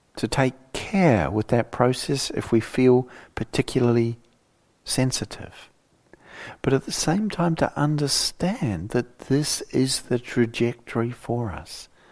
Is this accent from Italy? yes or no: no; New Zealand; moved away; my younger life growing up in New Zealand